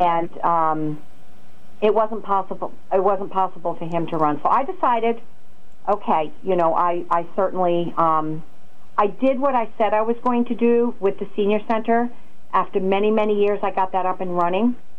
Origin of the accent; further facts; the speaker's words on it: Norwich, Connecticut, United States; also born or lived in Griswold, Connecticut; I grew up in Norwich